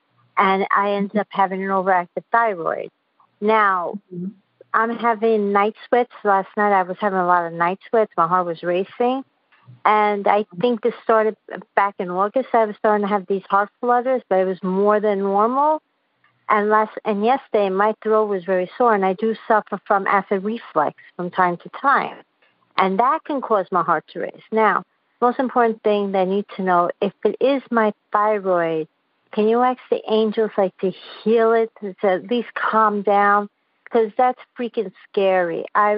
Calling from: Queens, New York, United States; I'm from Queens, New York.

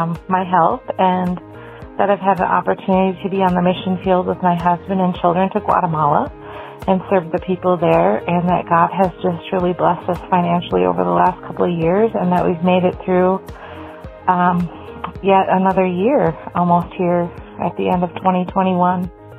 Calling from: Minnesota, United States; I'm calling from Minnesota.

